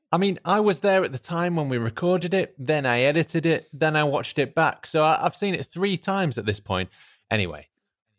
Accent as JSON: {"language": "English", "region": "England", "country": "United Kingdom", "said": "I guess we're English."}